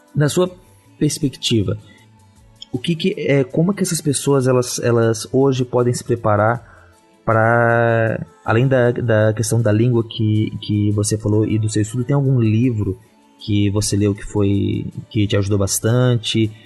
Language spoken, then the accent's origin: Portuguese; Santa Catarina, Brazil; como catarinense